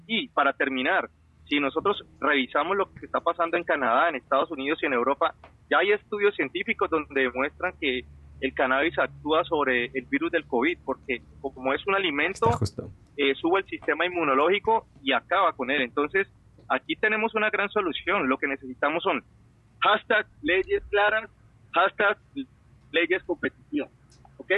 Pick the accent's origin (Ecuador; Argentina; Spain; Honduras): Ecuador; now in Washington, United States; te hablo como ecuatoriano